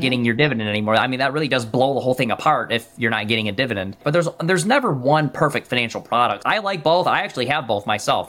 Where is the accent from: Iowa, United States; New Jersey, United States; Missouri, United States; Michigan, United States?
Michigan, United States; I'm from Michigan.